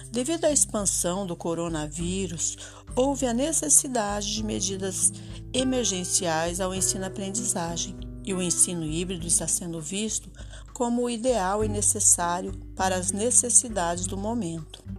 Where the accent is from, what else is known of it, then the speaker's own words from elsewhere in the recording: Jacarezinho, Paraná, Brazil; sou de Jacarezinho, no norte do Paraná